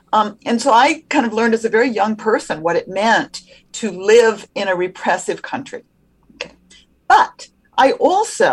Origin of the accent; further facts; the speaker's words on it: United States; as an American